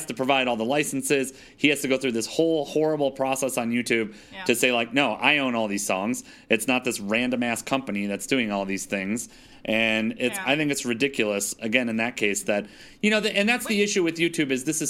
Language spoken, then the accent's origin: English; Detroit, Michigan, United States; moved away; also born or lived in Germany; when I was growing up in Detroit